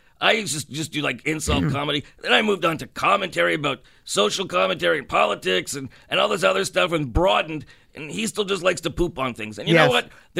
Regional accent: Canada; and we're Canadian, we don't have time for

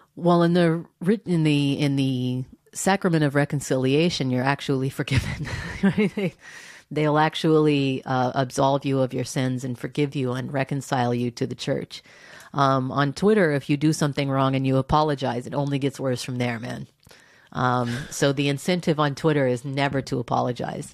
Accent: Texas, United States; I grew up in Texas.

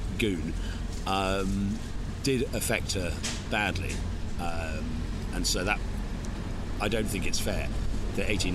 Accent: England, United Kingdom; We're English

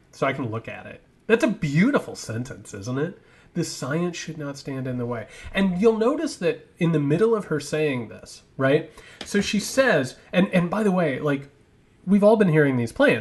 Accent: Georgia, United States; I'm from Georgia

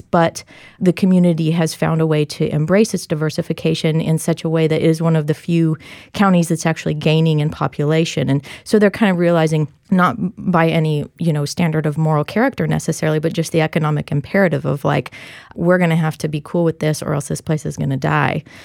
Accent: Kansas, United States; I'm from Kansas

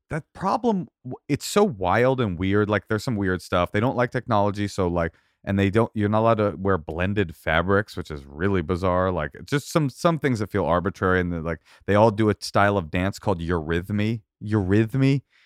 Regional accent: Oakland, California, United States; I grew up in Oakland

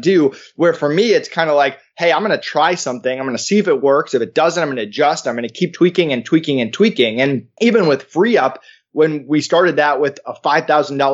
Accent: East Longmeadow, Massachusetts, United States; I grew up in East Longmeadow, which was a middle-class neighborhood, and I went to school in Longmeadow because my dad was a teacher there.

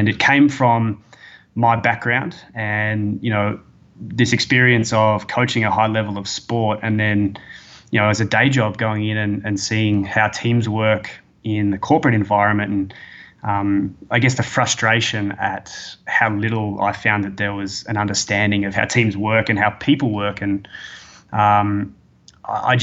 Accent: Australia; accent: Australian; moved away as an adult; now in Toronto, Canada; I'm an Australian, obviously. You'll tell by my accent

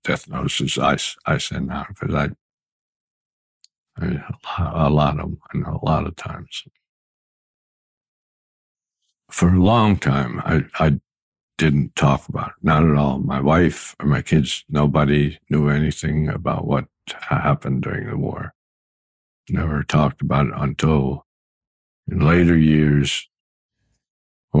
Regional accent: Pennsylvania, United States; Bath, Pennsylvania, which is 25 miles away from my hometown

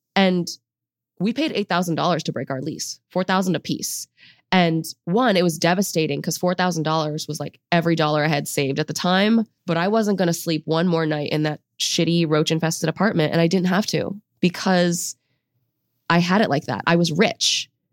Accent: United States; I grew up in an immigrant home. Both of my parents came to the U S in their early twenties. We're from China.

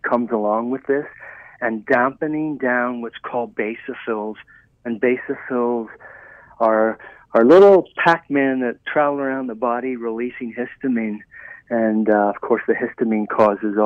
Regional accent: Ireland; moved away; I was raised in Ireland

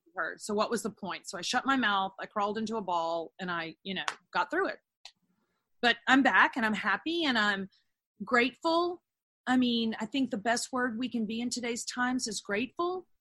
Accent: Texas, United States; also born or lived in Los Angeles, United States; I'm a Texan.

